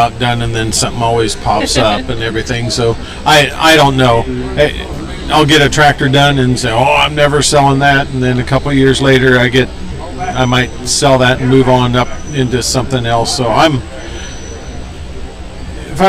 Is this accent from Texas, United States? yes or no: no; Kenesaw, Nebraska, United States; I'm from Kennesaw, Nebraska.